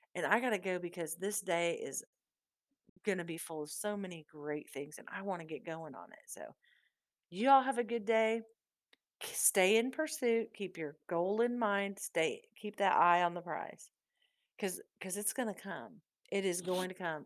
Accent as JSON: {"language": "English", "region": "Southeast Iowa", "country": "United States", "tie": "born or raised there", "said": "born and raised in Southeast Iowa"}